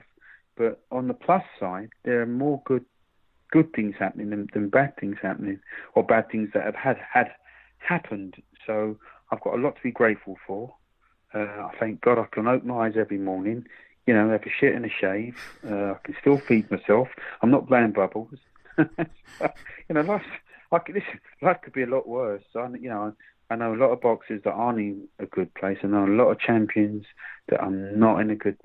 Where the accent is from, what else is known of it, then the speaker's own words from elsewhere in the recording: Croydon, London, United Kingdom; Croydon is my hometown.